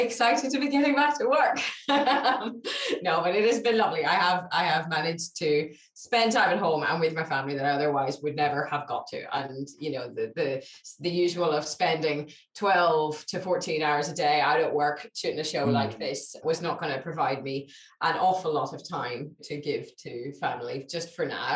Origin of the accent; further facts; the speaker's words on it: Belfast, Northern Ireland, United Kingdom; I come from Belfast, which has its own patchy history